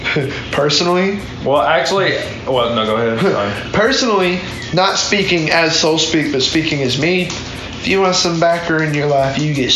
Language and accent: English; Alabama, United States; moved away; I'm actually from Alabama